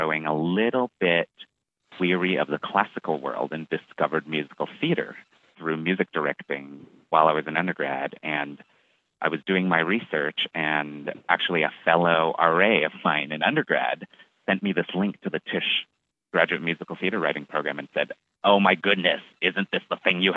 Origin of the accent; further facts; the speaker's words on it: Toronto, Ontario, Canada; moved away as an adult; also born or lived in Montreal; now in New York, United States; I am from Toronto.